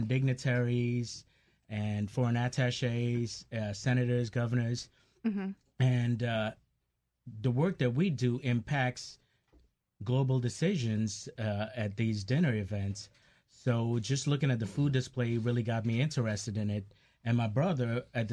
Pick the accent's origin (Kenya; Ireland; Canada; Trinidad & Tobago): Trinidad & Tobago; moved away; I grew up in Trinidad, and my entire family does catering, chefs.